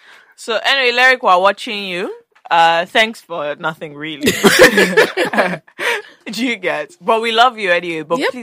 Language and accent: English; Ogun State, Nigeria; We record from Ogun State, and that's I'm actually an indigene